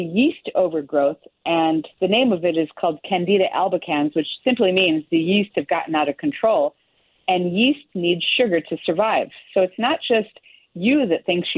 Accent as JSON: {"language": "English", "town": "Chicago", "region": "Illinois", "country": "United States", "tie": "born or raised there", "said": "I grew up in Chicago area and farmland"}